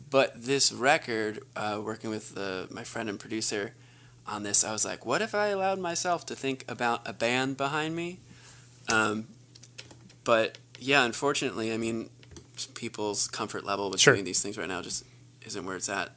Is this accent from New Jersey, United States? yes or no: yes; New Jersey, United States; moved away as an adult; now in Los Angeles, United States; I'm from the East Coast, New Jersey